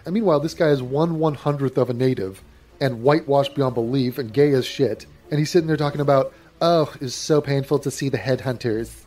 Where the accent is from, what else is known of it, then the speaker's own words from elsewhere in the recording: England, United Kingdom; I'm indigenous English.